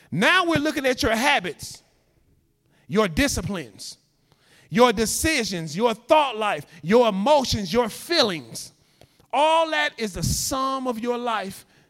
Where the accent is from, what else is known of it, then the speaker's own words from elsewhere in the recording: Chicago, Illinois, United States; moved away as an adult; also born or lived in Louisiana; I'm from Chicago. I'm used to 4 million people